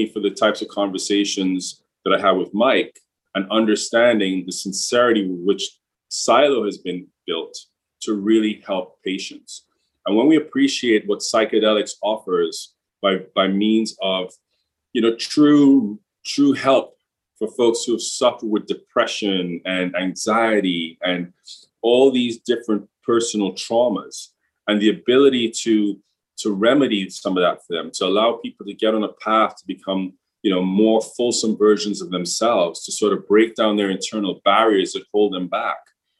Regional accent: England, United Kingdom; also born or lived in Trinidad and Tobago; So I'm originally from Trinidad and Tobago, another island here in the Caribbean. Not as tourism friendly, but certainly, from an energy perspective and manufacturing perspective, Trinidad has always been very progressive in relative terms. From there, I grew up in England

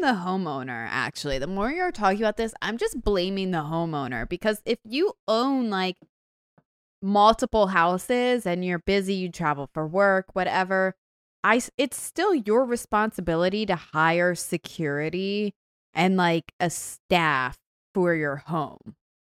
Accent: Baltimore, Maryland, United States; I'm from Baltimore

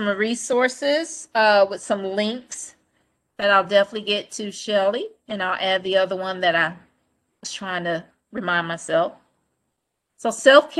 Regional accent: Goldsboro, North Carolina, United States; I'm from Goldsboro, little country town.

